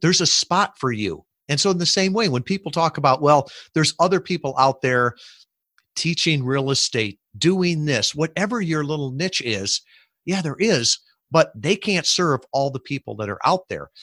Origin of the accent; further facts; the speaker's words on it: Chicago, Illinois, United States; moved away; I grew up in the Midwest shub, suburbs of Chicago.